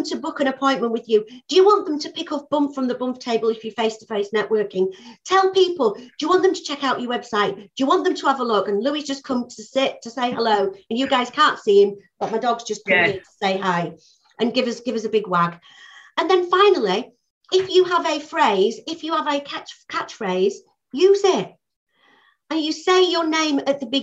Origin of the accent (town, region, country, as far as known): Yorkshire and the Humber, United Kingdom; also born or lived in London